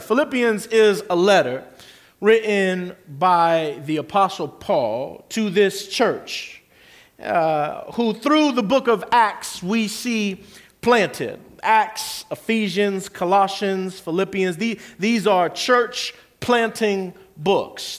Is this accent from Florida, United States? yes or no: yes; Kissimmee, Florida, United States; the very street I grew up on in South Kissimmee